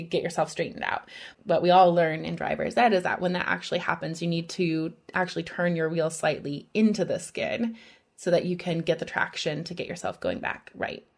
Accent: Midwest, United States; I'm from the Midwest

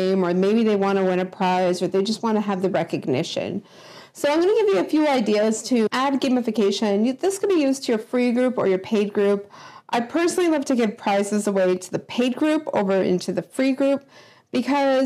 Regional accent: Canada; accent: Canadian; my Canadian accent

